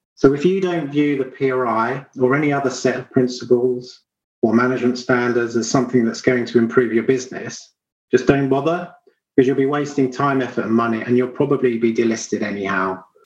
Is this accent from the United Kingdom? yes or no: yes; Sussex, South East England, United Kingdom; where I grew up in the far south of England. So, thinking of home for me, it would be the Ashdown Forest in Sussex.